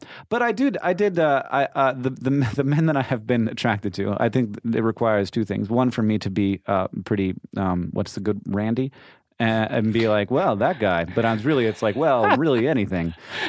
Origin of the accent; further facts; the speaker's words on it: Orlando, Florida, United States; I grew up in Orlando.